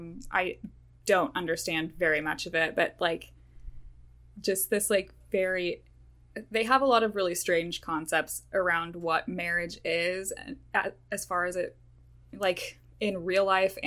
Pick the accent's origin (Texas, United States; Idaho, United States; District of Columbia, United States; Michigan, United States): Idaho, United States; I grew up in Idaho